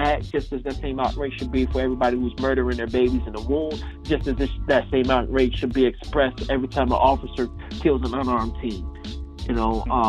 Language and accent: English; outside of Chicago, Illinois, United States; moved away; I'm originally from Illinois, you know, outside of Chicago.